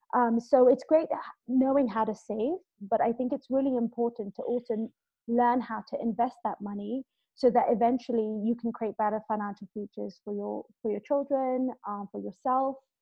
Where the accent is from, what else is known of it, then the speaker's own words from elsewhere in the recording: Kenya; also born or lived in London; I'm originally Kenyan, uh, born and raised here, and I went off to London to study